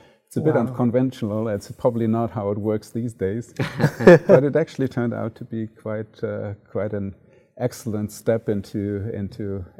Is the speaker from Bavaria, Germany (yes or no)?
no; Frankfurt, Hesse, Germany; also born or lived in Cologne; So I grew up in Germany and was born in Cologne and then moved into the Frankfurt area and then subsequently grew up in that area